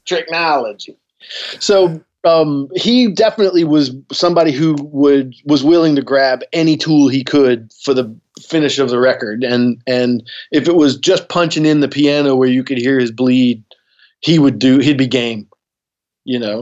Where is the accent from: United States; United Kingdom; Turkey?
United States; New Orleans, Louisiana; growing up in New Orleans